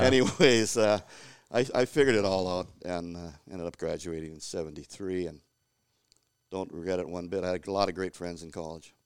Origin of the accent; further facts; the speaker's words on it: Cloquet, Minnesota, United States; growing up in Cloquet in the sixties, uh, was awesome